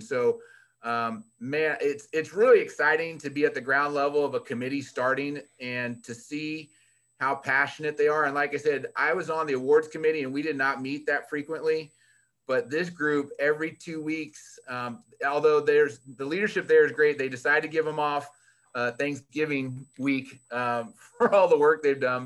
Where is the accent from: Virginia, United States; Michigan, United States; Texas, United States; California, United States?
Virginia, United States; Fairfax County; moved away; I was born and raised in Virginia, right outside of Washington, D.C., um, Fairfax County